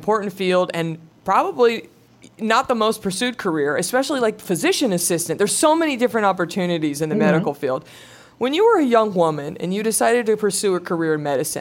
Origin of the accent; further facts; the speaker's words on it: Dallas, Texas, United States; I'm from Dallas